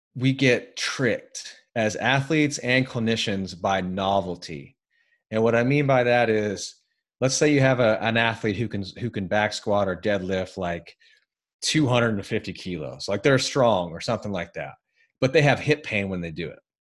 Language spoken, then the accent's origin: English; United States; I'm American